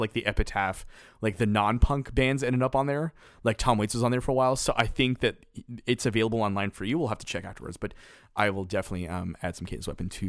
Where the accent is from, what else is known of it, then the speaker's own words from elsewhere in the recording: Canada; It's in my nature as a Canadian to apologize.